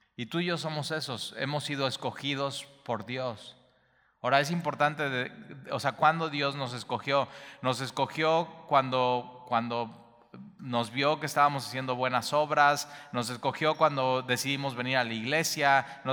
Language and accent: Spanish; Veracruz, Mexico; como jarochos